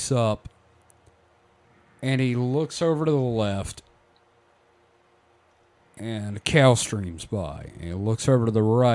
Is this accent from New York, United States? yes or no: no; Pulaski, Mississippi, United States; I'm from Pulaski originally